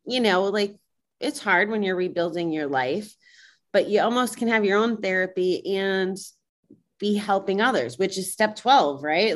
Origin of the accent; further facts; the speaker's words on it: Schenectady, New York, United States; moved away; I was from Schenectady, New York